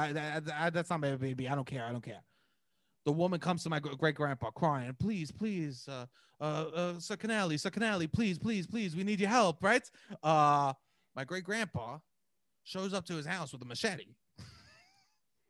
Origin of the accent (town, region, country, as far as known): New York City, New York, United States; born or raised there; also born or lived in Brooklyn